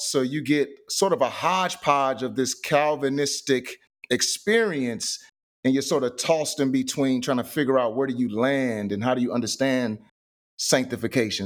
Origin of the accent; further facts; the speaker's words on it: St. Louis, Missouri, United States; I am from Saint Louis, Missouri, born and raised.